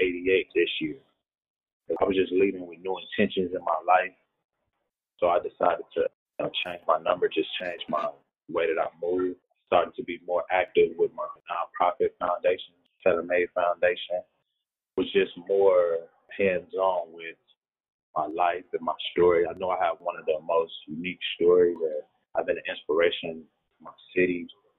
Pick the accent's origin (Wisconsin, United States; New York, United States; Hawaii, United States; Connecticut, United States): Wisconsin, United States; Milwaukee; I'm from Milwaukee